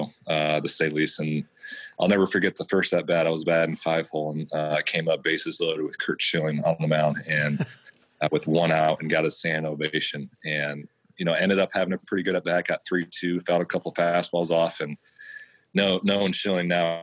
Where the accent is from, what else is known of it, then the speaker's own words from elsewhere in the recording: Lincoln, Nebraska, United States; moved away; also born or lived in Kansas City; I grew up in Lincoln, Nebraska